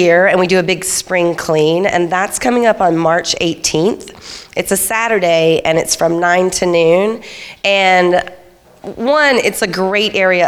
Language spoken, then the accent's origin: English; the South, United States; I was raised in the South